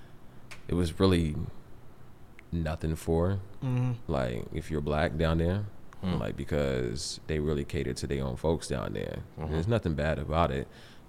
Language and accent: English; Texas, United States; now in Washington, D.C., United States; I'm from Texas